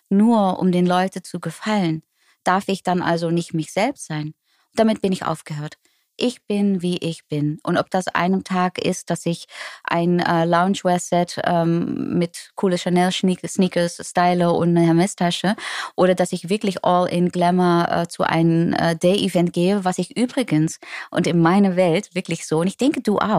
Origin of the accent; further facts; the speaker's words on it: Netherlands; German is a second language; now in Germany; plötzlich als Holländerin in Deutschland zu wohnen, obwohl, ja, äh, eigentlich crazy.